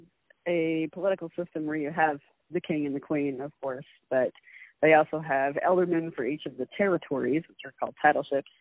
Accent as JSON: {"language": "English", "town": "North Pole", "region": "Alaska", "country": "United States", "said": "I'm from North Pole, Alaska"}